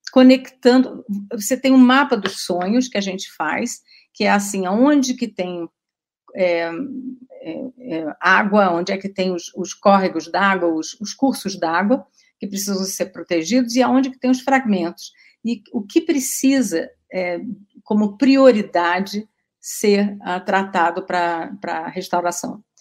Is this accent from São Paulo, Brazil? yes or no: yes; São Paulo, Brazil; born there; a gente nasceu no Pontal do Paranapanema, que é no extremo oeste do estado de São Paulo.